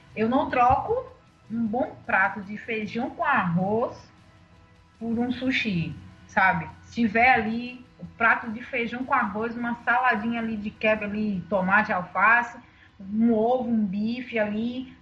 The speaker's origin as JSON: {"language": "Portuguese", "region": "Northeast Brazil", "country": "Brazil", "said": "Sou nordestina"}